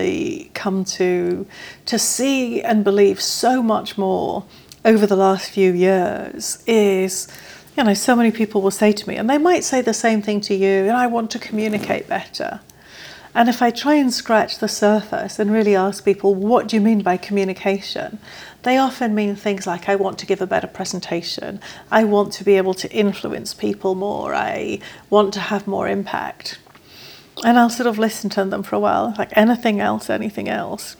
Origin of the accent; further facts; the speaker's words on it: England, United Kingdom; I am English